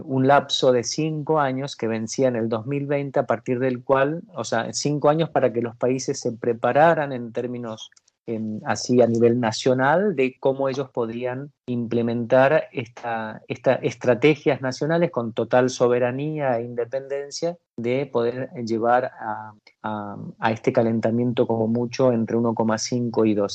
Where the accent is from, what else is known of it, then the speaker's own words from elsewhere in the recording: Mendoza, Argentina; moved away as an adult; also born or lived in Buenos Aires; en la tierra donde nací, allá en Mendoza, que dañaban bastante los viñedos. Mi, familia tenía viñedos